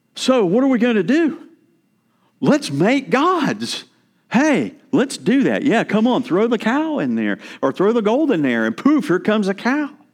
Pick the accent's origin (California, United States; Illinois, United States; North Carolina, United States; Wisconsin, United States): North Carolina, United States; moved away; I'm from North Carolina